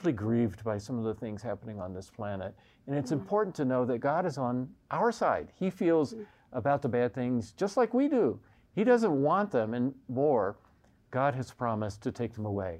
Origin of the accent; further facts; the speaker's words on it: the Bible Belt, United States; now in Evergreen, Colorado, United States; being born in the Bible Belt in the United States